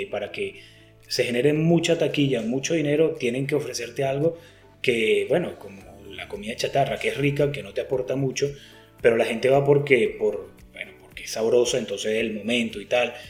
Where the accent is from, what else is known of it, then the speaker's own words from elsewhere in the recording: Venezuela; está ubicada en mi país y es subvencionada por el pues gobierno, el gobierno bananero de Venezuela